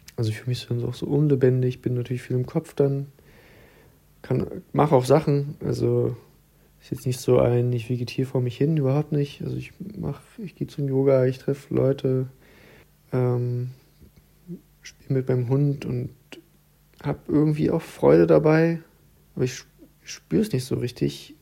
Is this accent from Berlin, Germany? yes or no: yes; Berlin, Germany; moved away as an adult; now in Leipzig, Germany; ich wohne inzwischen in Leipzig und ich komme ja eigentlich aus Berlin